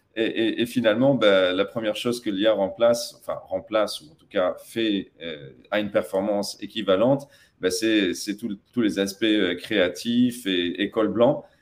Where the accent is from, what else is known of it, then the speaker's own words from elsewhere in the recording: Tataouine, Tataouine Governorate, Tunisia; moved away; also born or lived in United States; je suis franco-tunisien, mais j'ai grandi notamment à Tatabine